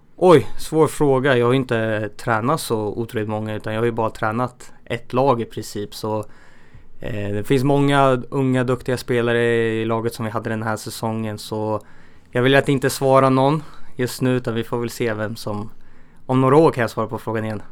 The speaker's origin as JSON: {"language": "Swedish", "town": "Örebro", "region": "Örebro County", "country": "Sweden", "tie": "born or raised there"}